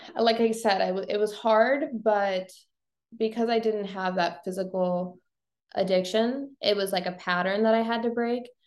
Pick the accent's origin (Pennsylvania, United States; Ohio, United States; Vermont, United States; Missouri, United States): Missouri, United States; Bowling Green; now in St. Louis, United States; I live in St. Louis now, but I grew up in Bowling Green, Missouri